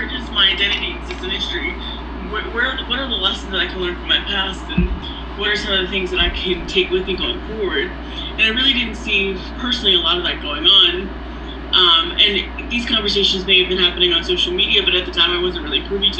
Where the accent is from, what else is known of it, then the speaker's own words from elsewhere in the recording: Philadelphia suburbs, Pennsylvania, United States; I grew up in the Philly suburbs